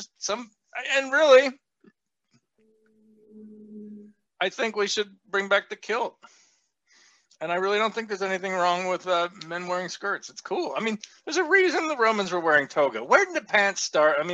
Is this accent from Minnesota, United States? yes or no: yes; Minnesota, United States; I'm from Minnesota